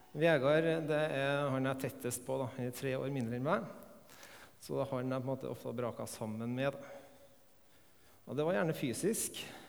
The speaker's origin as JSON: {"language": "Norwegian", "town": "Melhus", "region": "Trøndelag", "country": "Norway", "tie": "born or raised there", "said": "Jeg er oppvokst her på Melhus"}